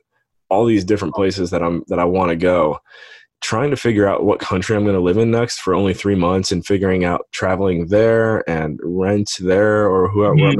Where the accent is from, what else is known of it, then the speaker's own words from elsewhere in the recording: Painesville, Ohio, United States; I grew up on Lake Erie, Painesville, Ohio